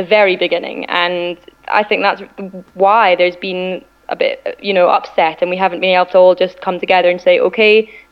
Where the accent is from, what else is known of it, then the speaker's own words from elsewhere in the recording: Scotland, United Kingdom; I certainly identify myself as Scottish and British